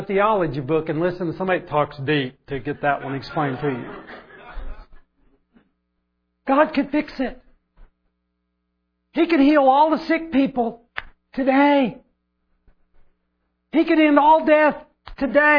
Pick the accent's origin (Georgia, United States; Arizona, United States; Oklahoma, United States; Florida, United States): Oklahoma, United States; I grew up in Oklahoma